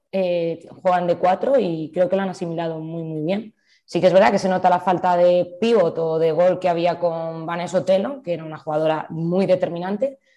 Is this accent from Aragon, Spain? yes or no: yes; Zaragoza, Aragon, Spain; porque soy de Zaragoza.